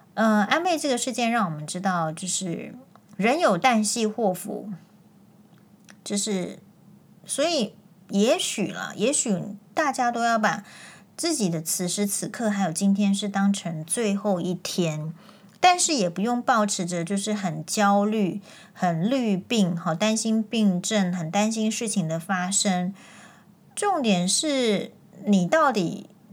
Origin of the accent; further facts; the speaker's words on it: Taiwan; 我们身为台湾人